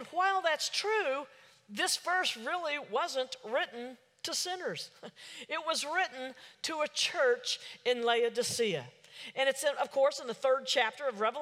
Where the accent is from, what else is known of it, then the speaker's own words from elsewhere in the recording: Oklahoma City, Oklahoma, United States; I'm from Oklahoma City